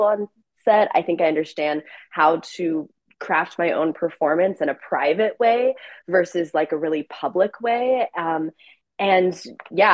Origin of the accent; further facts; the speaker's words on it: Oklahoma City, Oklahoma, United States; moved away as an adult; also born or lived in New York City; I grew up in Oklahoma